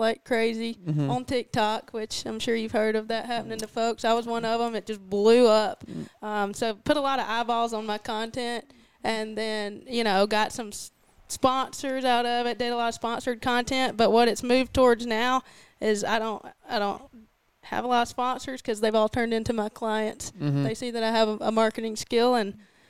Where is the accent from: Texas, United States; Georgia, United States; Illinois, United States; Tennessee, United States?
Georgia, United States; Gordon; moved away as an adult; also born or lived in Dahlonega, Georgia; I'm from Gordon, Georgia. It's about 3 hours south. It's in Wilkinson County.